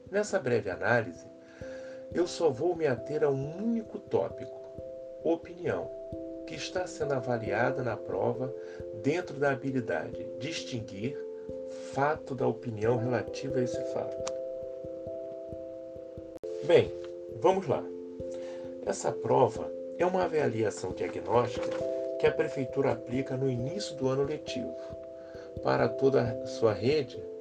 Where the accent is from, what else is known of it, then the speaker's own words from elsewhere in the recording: Rio de Janeiro, Brazil; sou carioca, tenho 57 anos e estudei português e literaturas na UFRJ